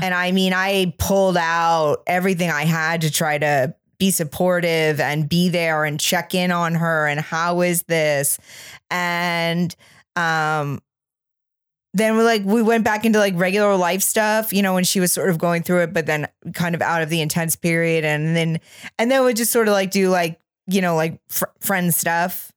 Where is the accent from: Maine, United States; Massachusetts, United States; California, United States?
Maine, United States; from where I grew up in Maine